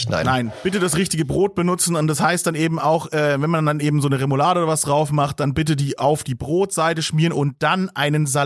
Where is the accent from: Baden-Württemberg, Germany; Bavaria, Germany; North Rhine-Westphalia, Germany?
Bavaria, Germany; Bei uns in ähm. Bayern gar nicht.